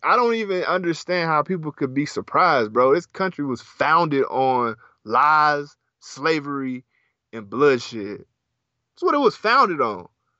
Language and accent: English; the South, United States; I'm from the South.